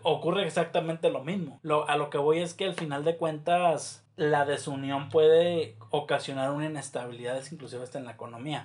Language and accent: Spanish; Mexico; nosotros como mexicanos